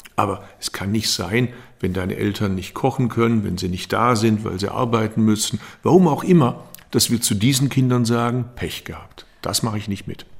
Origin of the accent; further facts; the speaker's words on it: Baden-Württemberg, Germany; ich komme aus Baden-Württemberg